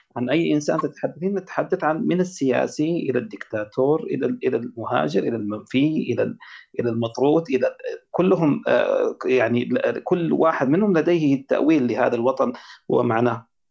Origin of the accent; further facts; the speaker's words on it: Sudan; عندنا في السودان